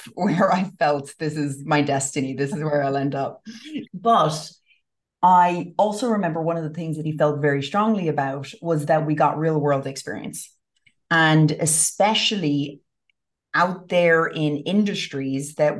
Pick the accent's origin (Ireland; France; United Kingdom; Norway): Ireland; Westport, Connacht; now in United States; I grew up in the west of Ireland